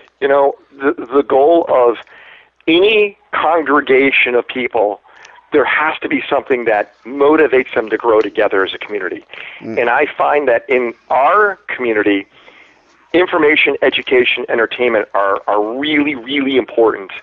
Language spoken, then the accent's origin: English; Chicago, Illinois, United States; now in Los Angeles, United States; I'm from Chicago